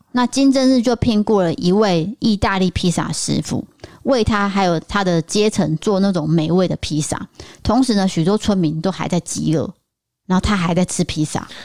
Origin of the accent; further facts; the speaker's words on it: Taiwan; 我们台湾人